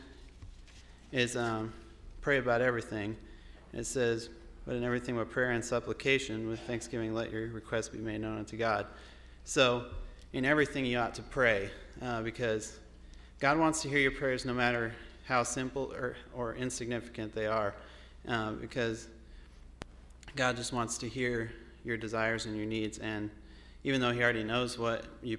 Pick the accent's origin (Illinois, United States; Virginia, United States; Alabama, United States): Illinois, United States; McClure; I'm from McClure, Illinois.